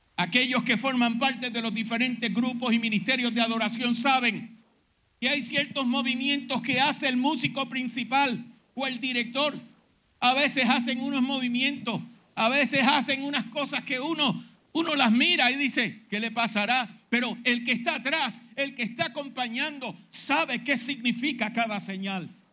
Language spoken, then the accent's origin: Spanish; Puerto Rico; nuestros hermanos en las iglesias evangélicas de Puerto Rico